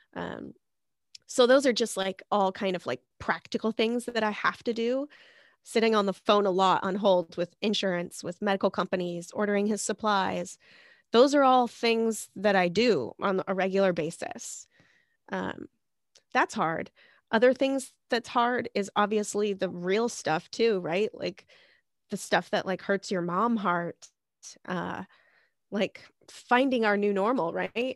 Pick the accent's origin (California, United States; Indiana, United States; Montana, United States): Montana, United States; now in Seattle, United States; I'm actually from Montana, last place, best place